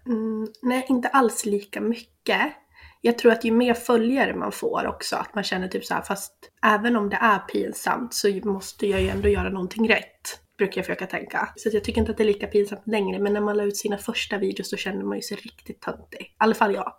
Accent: Sandviken, Gävleborg County, Sweden; jag är 26 år, tvåbarnsmamma ifrån Sandviken.

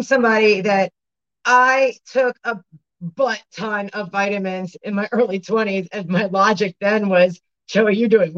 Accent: Baltimore, Maryland, United States; I'm from Baltimore.

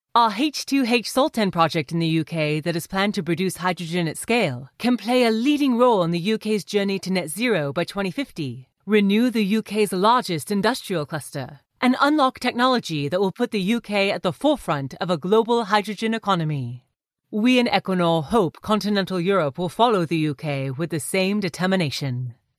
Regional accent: California, United States; now in Netherlands; I'm originally from California, but I've been, uh, based in the Netherlands for, for quite some time

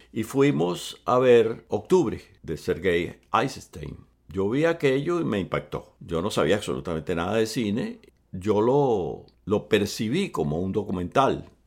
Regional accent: Venezuela; also born or lived in Cuba; Mis padres se fueron a vivir a Venezuela cuando yo tenía 10 años

